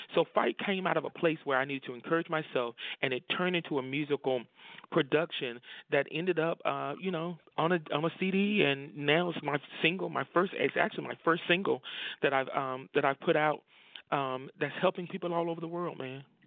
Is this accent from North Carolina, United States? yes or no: yes; Rocky Mount, North Carolina, United States; born and raised in Rocky Mount, North Carolina